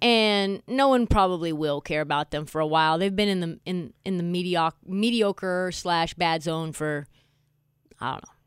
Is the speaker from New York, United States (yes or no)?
no; Portland, Oregon, United States; I was from Portland. I was from just one neighbor neighborhood over from him